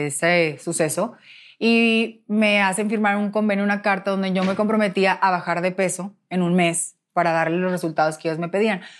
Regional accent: Monterrey, Nuevo León, Mexico; Entonces, pues yo, como buena regia, yo dije, no, yo no me voy a poner a rogar a nadie.

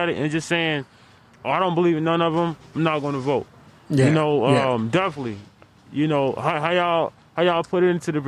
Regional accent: Raleigh, North Carolina, United States; born and raised in Raleigh

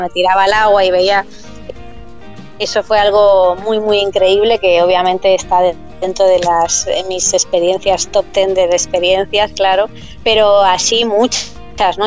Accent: Madrid, Community of Madrid, Spain; moved away as an adult; also born or lived in Bahamas / London / Amsterdam; yo soy de Madrid y en Madrid los inviernos son muy fríos

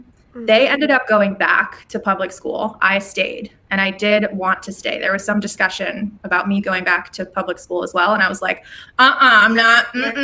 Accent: California, United States; also born or lived in Colorado / Louisiana; Colorado for like 6 months when I was, I don't remember. Maybe 5 or 6, and then back to California. I was born in California. And then when I was 8, moved to Louisiana, lived there for 3 years.

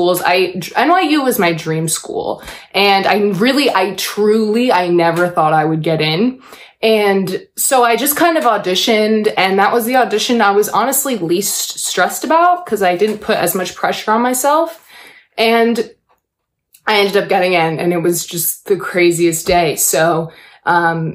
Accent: Buffalo, New York, United States; moved away; When I was growing up in Buffalo, I started in theater

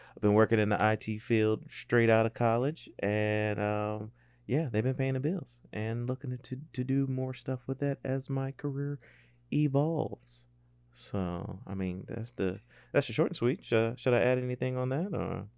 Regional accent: Columbia, South Carolina, United States; moved away as an adult; now in Charleston, United States; born and raised in Columbia, South Carolina

